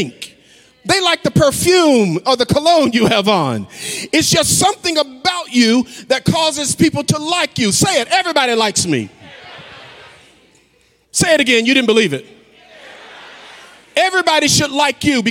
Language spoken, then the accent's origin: English; the South, United States; I'm from the South